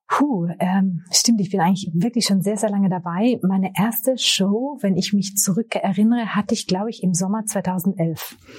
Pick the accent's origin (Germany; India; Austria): Austria; also born or lived in Tyrol; ich bin Österreicherin, lebe im äh, schönen Tirol in den Bergen